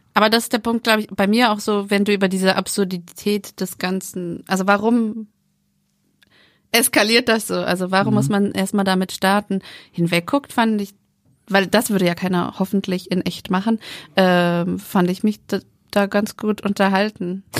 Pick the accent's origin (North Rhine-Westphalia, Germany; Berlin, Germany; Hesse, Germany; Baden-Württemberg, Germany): Hesse, Germany; Frankfurt am Main; ich komme aus Frankfurt am Main